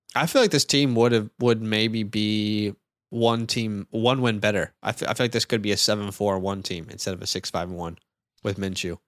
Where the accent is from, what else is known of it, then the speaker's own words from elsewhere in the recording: United States; now in Australia; I'm an American.